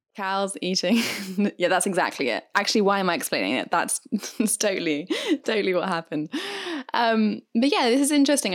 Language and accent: English; United Kingdom; I am British after all